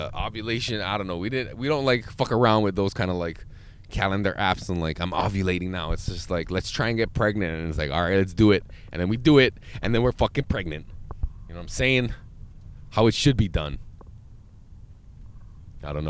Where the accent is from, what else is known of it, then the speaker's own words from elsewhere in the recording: Hawaii, United States; we're kind of all blessed to say that we're from Hawaii